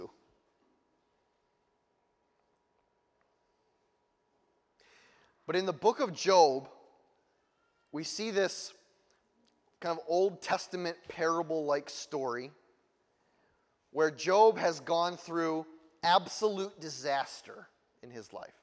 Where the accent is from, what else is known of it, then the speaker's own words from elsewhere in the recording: United States; I'm from America